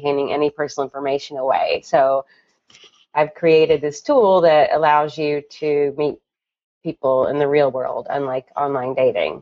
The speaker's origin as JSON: {"language": "English", "region": "Kentucky", "country": "United States", "moved": "as an adult", "lives_now": "New York City, United States", "said": "I'm from Kentucky, and 18 years ago, I tossed up my hat and left architecture school to move to New York City"}